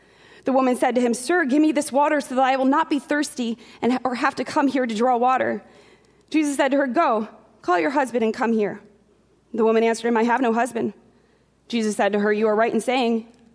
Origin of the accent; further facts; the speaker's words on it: Norwalk, Ohio, United States; also born or lived in Delphi (Delphos?), Ohio; I lived there till I was about in fourth grade, and then we moved up to Norwalk